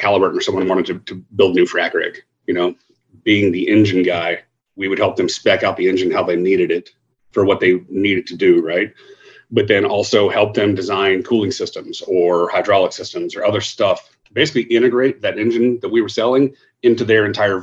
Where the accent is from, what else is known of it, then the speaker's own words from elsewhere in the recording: Dallas, Texas, United States; moved away as an adult; also born or lived in Lubbock, Texas; now in Houston, United States; I grew up in the, you know, Northern Dallas suburb area, high school and stuff there